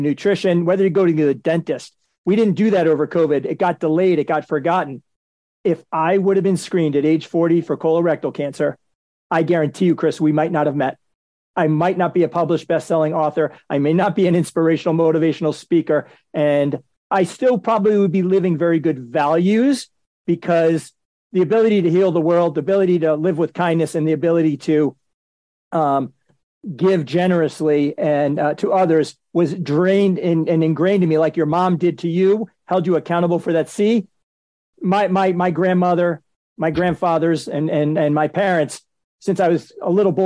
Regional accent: Boston, Massachusetts, United States; I'm from Boston

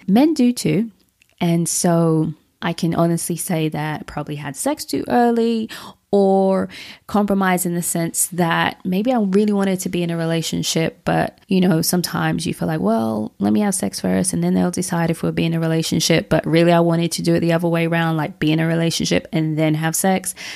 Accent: London, United Kingdom; That's what I was brought up around in London.

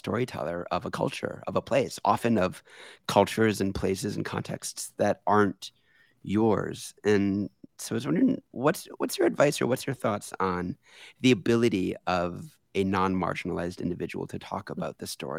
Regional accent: United States; accent: American; moved away as an adult; also born or lived in Paris, France; I was a new guide in Paris, and I was an American.

